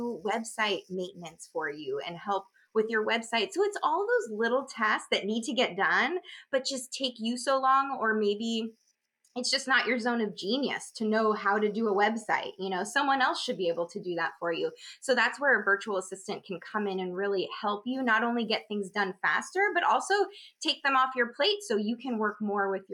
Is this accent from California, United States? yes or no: yes; Southern California, United States; I grew up in Southern California